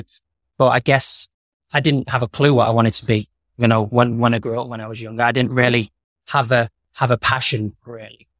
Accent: Warrington, North West England, United Kingdom; moved away as an adult; also born or lived in New Zealand; now in Marbella, Spain; I come from Warrington originally. A little town between Manchester and Liverpool

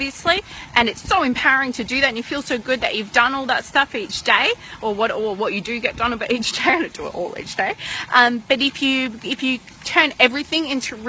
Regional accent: Melbourne, Victoria, Australia; moved away; back in Melbourne, when my hometown, when I was living there

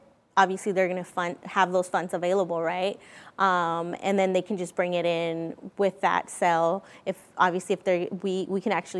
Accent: Vancouver, British Columbia, Canada; because again, I'm from Vancouver. I go and see my dad in California.

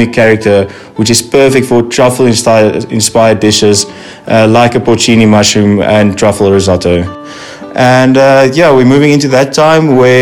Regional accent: Stellenbosch, Western Cape, South Africa; all the way from Stellenbosch, South Africa. Being proudly South African

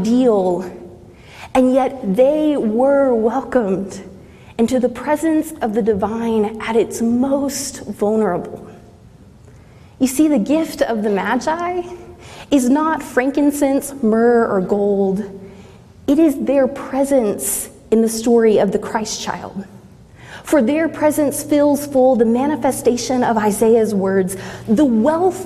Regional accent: Southeast Texas, United States; moved away as an adult; now in Midwest, United States; growing up in Southeast Texas

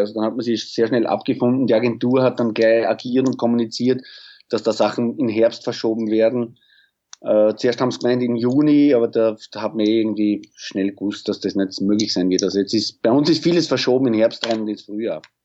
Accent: Pinkafeld, Burgenland, Austria; in Pinkerfeld, in meiner Heimatstadt, also wo meine Eltern und meine Schwestern und ich wohne

